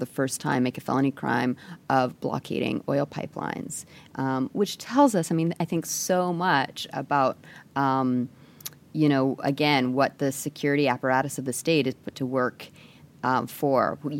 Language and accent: English; Canada; I'm Canadian and I show this film in Canada